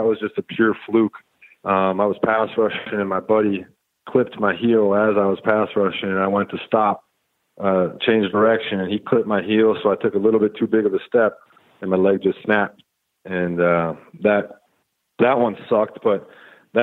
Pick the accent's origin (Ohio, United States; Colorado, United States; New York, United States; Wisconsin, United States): Wisconsin, United States; moved away; also born or lived in Texas; I grew up in Wisconsin, a small town